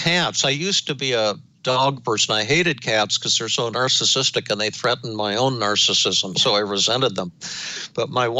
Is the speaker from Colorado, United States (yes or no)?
yes; Denver, Colorado, United States; when I was growing up in Denver